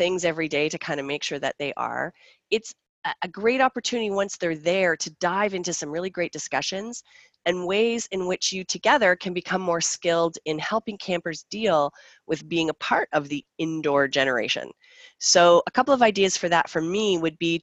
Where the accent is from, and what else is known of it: Canada